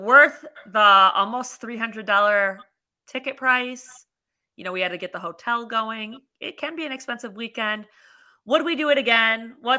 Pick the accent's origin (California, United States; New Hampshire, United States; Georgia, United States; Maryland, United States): Maryland, United States; I'm from Maryland.